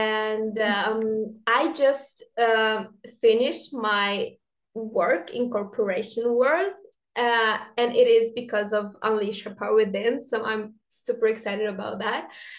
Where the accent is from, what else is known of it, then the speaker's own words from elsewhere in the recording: Norway; also born or lived in Poland; now in Krakow, Poland; I am from Poland. I'm living right now in Krakow, but I have been raised in Norway.